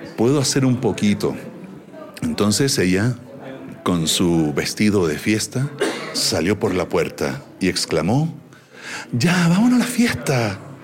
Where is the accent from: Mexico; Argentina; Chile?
Chile; accent: Chilean; como chileno